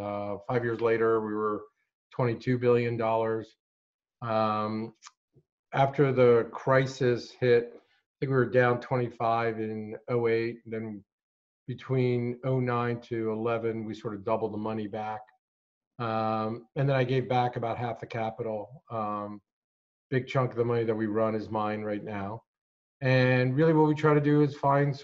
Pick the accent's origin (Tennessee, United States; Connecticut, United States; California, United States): Connecticut, United States; Hartford; also born or lived in Morocco; I was born in Morocco. I ended up, we came to the United States when I was 7. Grew up in Hartford